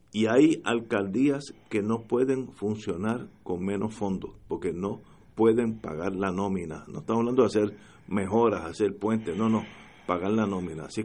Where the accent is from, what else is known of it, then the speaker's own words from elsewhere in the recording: Puerto Rico; Sobre todo estoy hablando como puertorriqueño, que nosotros somos los que necesita, necesitamos esa ayuda